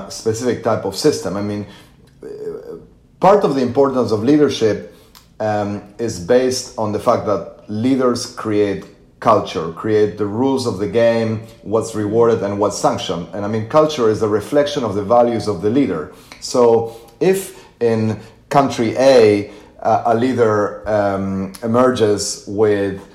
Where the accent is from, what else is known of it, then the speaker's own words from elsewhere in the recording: Argentina; I come from Argentina